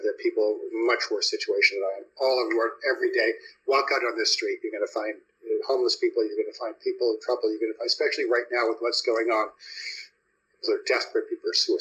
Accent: Canada; moved away as an adult; also born or lived in Toronto; now in United States; I'm an American and a Canadian. I became an American

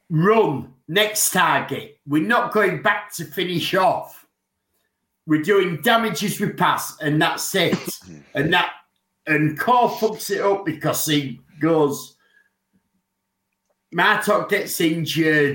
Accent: England, United Kingdom; I'm English and I grew up playing rounders

